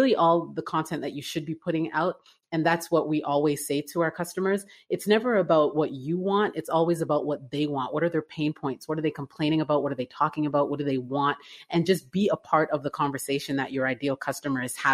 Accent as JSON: {"language": "English", "town": "Toronto", "region": "Ontario", "country": "Canada", "tie": "born or raised there", "moved": "as an adult", "lives_now": "Atlanta, United States", "said": "I'm originally from Canada. I was born and raised in Toronto"}